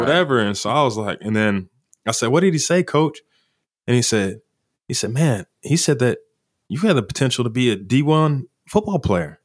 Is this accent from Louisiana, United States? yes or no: no; Kingfisher, Oklahoma, United States; I'm from Kingfisher.